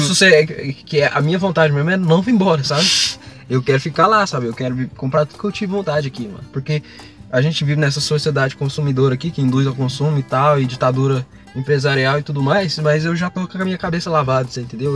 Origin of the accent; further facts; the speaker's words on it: Brazil; sou latino